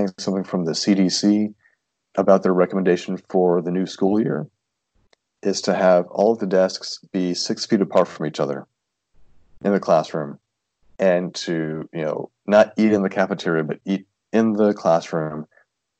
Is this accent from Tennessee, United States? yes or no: yes; Tennessee, United States; moved away; I'm from Tennessee, very small town of about 4,000 people